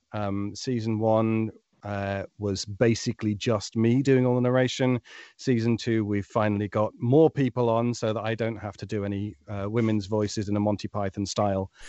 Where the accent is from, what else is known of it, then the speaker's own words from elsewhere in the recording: United Kingdom; being a Brit in a very American-dominated world